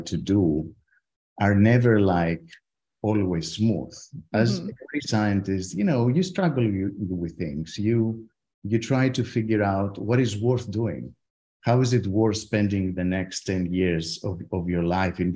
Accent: Athens, Attica, Greece; moved away as an adult; also born or lived in Leeds, United Kingdom / Heidelberg, Germany; now in Stanford, United States; I grew up in Athens

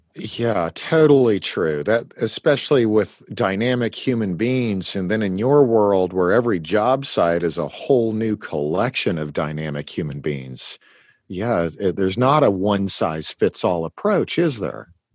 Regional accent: Eastern Washington, United States; I was born in in Washington State and lived in Eastern Washington

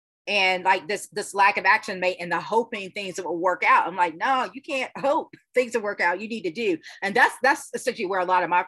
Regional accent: United States; as an American

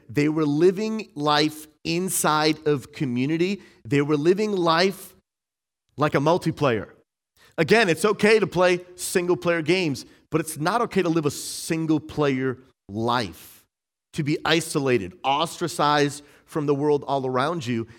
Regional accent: Massachusetts, United States; where I grew up in Massachusetts

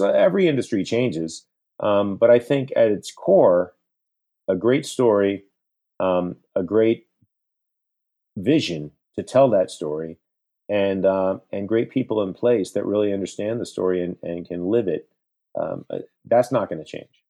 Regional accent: Central Florida, United States; moved away as an adult; now in New York, United States; I grew up in Florida. I grew up in Central Florida, but after college, I moved to New York, and New York became my home

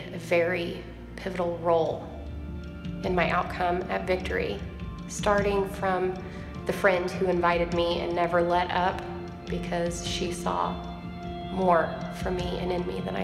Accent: Tulsa, Oklahoma, United States; I am from Tulsa, Oklahoma. I was born and raised here.

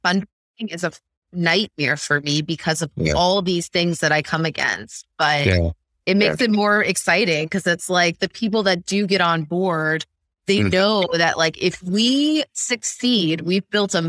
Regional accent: Midwest, United States; So I grew up in the Midwest where MLMs are a thing.

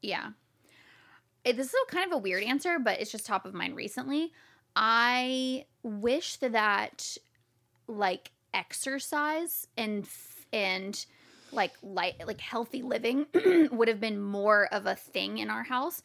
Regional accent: Jacksonville, Florida, United States; moved away as an adult; now in San Diego, United States; I was born in Jacksonville, Florida.

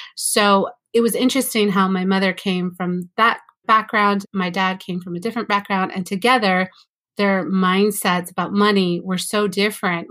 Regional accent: California, United States; also born or lived in Mexico City, Mexico; I was born in California

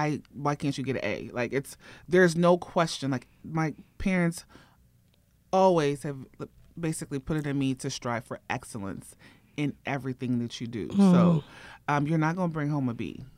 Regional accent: Ohio, United States; moved away as an adult; also born or lived in Nigeria; now in Atlanta, United States; I was born in Nigeria. Okay. And then I moved to Ohio.

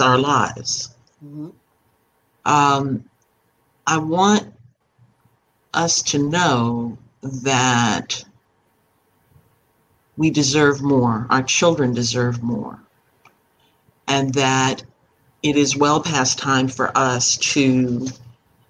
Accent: Panama; I was born in Panama of West Indian parents.

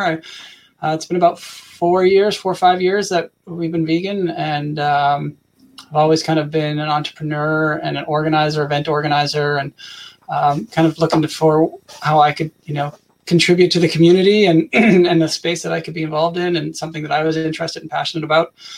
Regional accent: Canada; I'm from Canada

